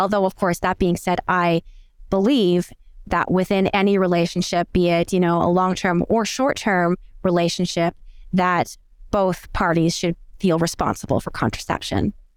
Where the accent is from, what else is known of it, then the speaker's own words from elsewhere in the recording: New Brunswick, Canada; moved away as an adult; also born or lived in Aberdeen, Scotland; now in Michigan, United States; I'm actually originally from the East Coast of Canada, from a place called New Brunswick